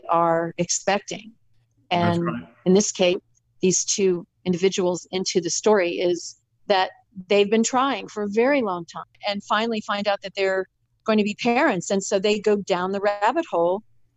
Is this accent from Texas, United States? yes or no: no; Florida, United States; my hometown in Florida